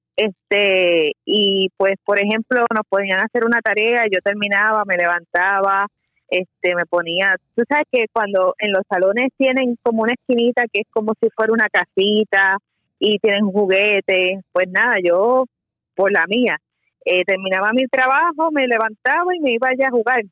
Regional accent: Bayamón, Puerto Rico; also born or lived in San Juan, Puerto Rico; Yo nací en San Juan, pero este mis padres se mudaron a Bayamón cuando tenía edad de, ocho 8 años, así que entre San Juan y Bayamón fue que me crié.

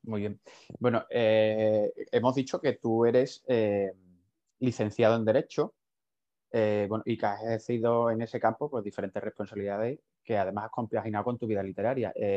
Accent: Huelva, Andalusia, Spain; yo en concreto soy de Huelva y, más de la, de la zona de la sierra

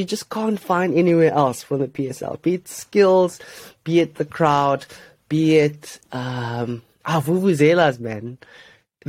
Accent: South Africa; as a South African

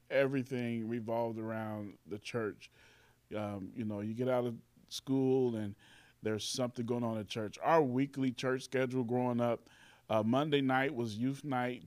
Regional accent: Carbondale, Illinois, United States; also born or lived in Indianapolis, Indiana / Chicago; moved here to Carbondale to stay. And then, and I've been here, um, ever since

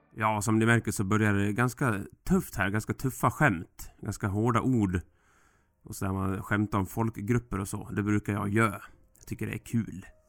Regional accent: Sweden; vi svenskar

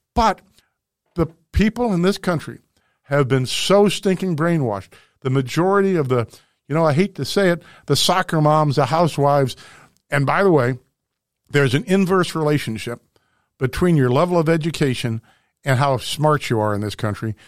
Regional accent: St. Louis, Missouri, United States; my hometown, Saint Louis

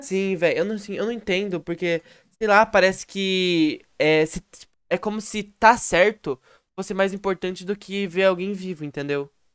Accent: Brazil; sou brasileiro com orgulho.

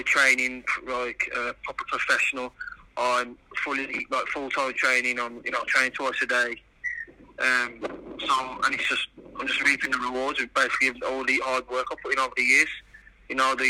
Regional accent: Wolverhampton, West Midlands, United Kingdom; born or raised there

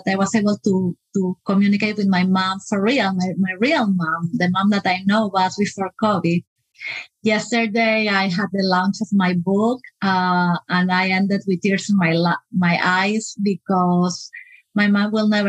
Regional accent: Peru; moved away as an adult; now in United States; I am from Peru, so my parents are still in Peru, and I moved to the US just 11 years ago

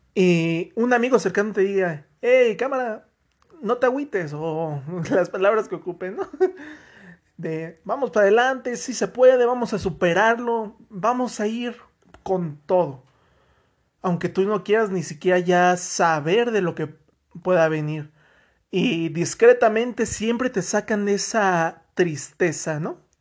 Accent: Mexico; yo en lo personal me siento orgulloso de haber crecido en México a pesar de todas las cosas que se viven aquí

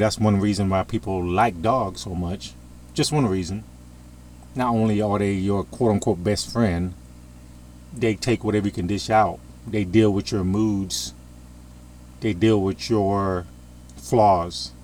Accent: United States; I'm in America. I'm an American

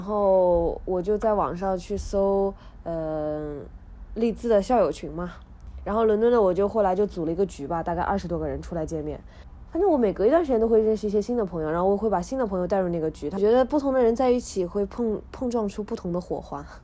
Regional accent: inland China, China; moved away as an adult; also born or lived in Leeds, United Kingdom / London, United Kingdom; 我这个人是内陆长大的

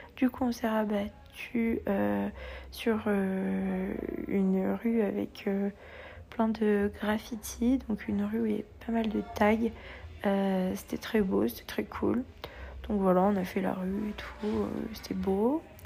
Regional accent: France; qu'on est français

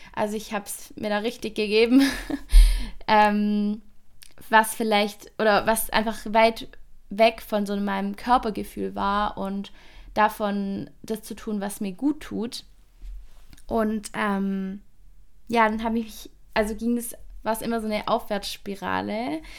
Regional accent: near Stuttgart, Baden-Württemberg, Germany; accent: Swabian/Baden-Württemberg dialect; ich komme aus Baden-Württemberg, aus der Nähe von Stuttgart, also zwischen Stuttgart und Bodensee. Ähm, ist jeweils so eine Stunde weg von mir und das hört man auch in meinem Dialekt

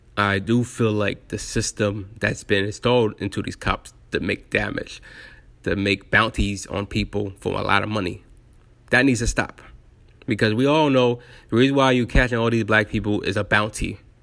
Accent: United States; I'm American

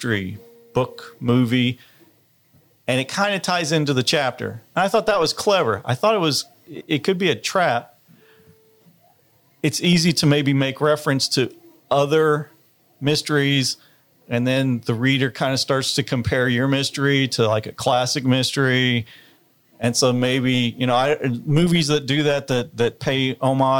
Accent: Chattanooga, Tennessee, United States; I grew up in Chattanooga

